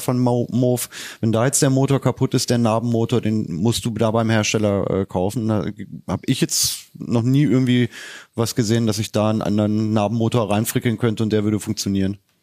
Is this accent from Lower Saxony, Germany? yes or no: yes; Leine-Weser Uplands, Lower Saxony, Germany; moved away; ich komme ja aus dem Leineweser-Bergland